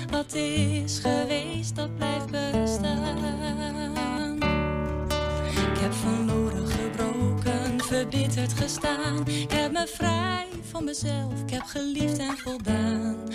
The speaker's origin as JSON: {"language": "Dutch", "town": "Enschede", "region": "Overijssel", "country": "Netherlands", "tie": "born or raised there", "also_born_or_lived": "Maastricht", "moved": "as an adult", "said": "ik ben in Enschede geboren en ik ben tien jaar lang in Maastricht verzeld geraakt door de liefde. En ehm, op een gegeven moment ging ik weer terug"}